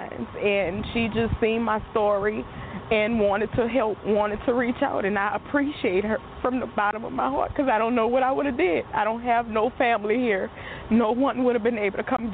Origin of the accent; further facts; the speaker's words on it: New Orleans, Louisiana, United States; I'm from New Orleans